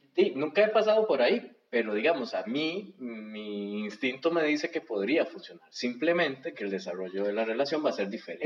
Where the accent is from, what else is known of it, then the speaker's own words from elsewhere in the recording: Atenas, Alajuela, Costa Rica; moved away as an adult; now in San José, Costa Rica; tengo 39 años, soy de Atenas